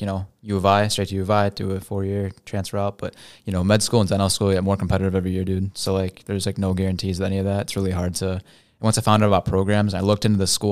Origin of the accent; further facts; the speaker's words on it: St. Charles, Illinois, United States; grew up in Saint Charles, you know, so it's super white